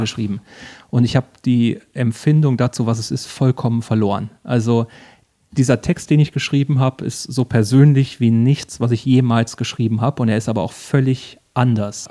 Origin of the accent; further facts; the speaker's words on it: Bad Wildungen, Hesse, Germany; ich komme aus Bad Wildung